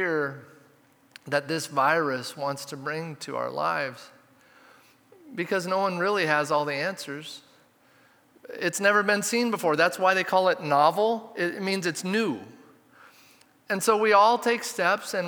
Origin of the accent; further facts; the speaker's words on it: Redmond, Oregon, United States; I grew up in Redmond, so we'd take this bike trip to Smith Rocks.